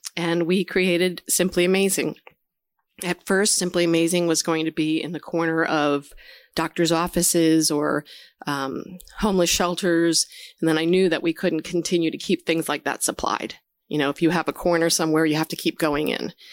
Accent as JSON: {"language": "English", "region": "New Jersey", "country": "United States", "tie": "born or raised there", "said": "So I grew up in New Jersey."}